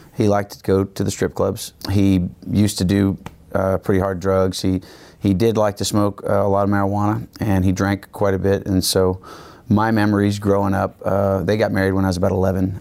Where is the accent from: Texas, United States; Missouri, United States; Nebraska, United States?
Texas, United States; Houston; I was born and raised in Houston, Texas.